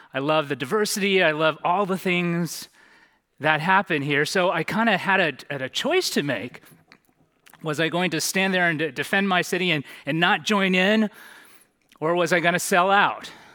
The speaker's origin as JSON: {"language": "English", "area": "San Francisco Bay Area", "region": "California", "country": "United States", "moved": "yes", "lives_now": "Santa Monica, United States", "said": "I'm originally from the San Francisco Bay Area"}